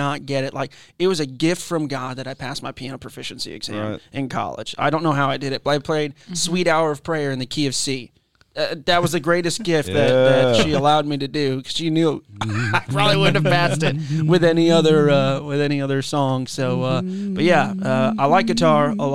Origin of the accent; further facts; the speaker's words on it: Florida, United States; also born or lived in Lowell, Massachusetts / West Palm Beach, Florida / Port St. Lucie, Florida / Inverness, Florida; Then we moved down to Florida. I've been in Florida the most of my life.